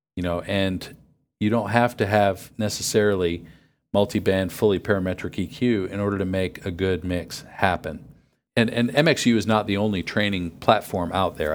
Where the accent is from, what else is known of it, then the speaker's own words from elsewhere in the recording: near Buffalo, New York, United States; I grew up near Buffalo